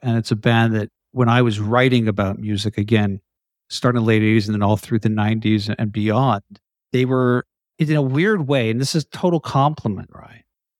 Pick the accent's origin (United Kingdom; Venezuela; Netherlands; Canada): Canada; people can't identify my accent as Canadian. And I tried as hard as I could to be US based. And to this day, it's the same thing where wherever I am, people are shocked when they hear I'm Canadian.